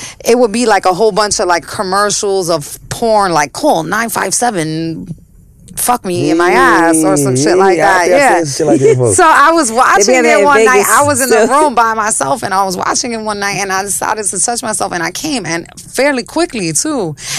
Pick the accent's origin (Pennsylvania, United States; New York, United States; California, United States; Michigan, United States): New York, United States; New York City; I grew up in Chelsea.